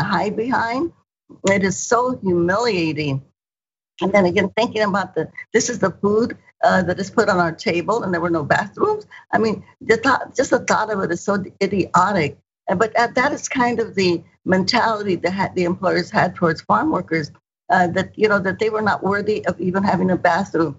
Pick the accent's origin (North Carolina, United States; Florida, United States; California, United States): California, United States; Stockton; also born or lived in Bakersfield, California; I grew up in Stockton, California, which is south of Sacramento or east of Sacramento.